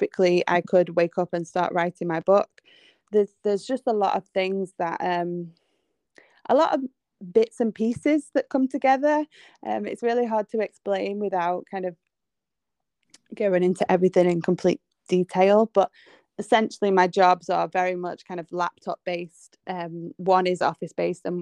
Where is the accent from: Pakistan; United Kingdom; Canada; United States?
United Kingdom; England; I am from England, if you can't tell by my accent.